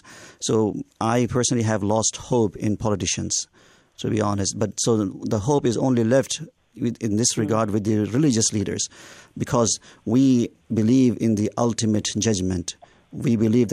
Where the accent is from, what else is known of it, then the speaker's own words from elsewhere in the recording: India; moved away as an adult; now in Canada; I'm originally from India. I'm born and raised there and studied